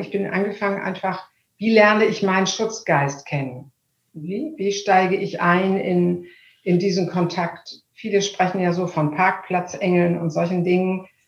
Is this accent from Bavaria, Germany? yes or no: no; Hamburg, Germany; also born or lived in Munich; Ich bin Hamburgerin und ähm, liebe Hamburg sehr